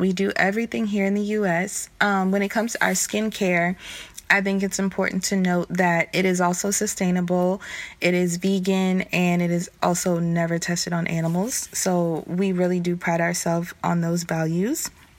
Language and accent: English; the South, United States; I'm from the South, so every time summer would come around or spring break would come around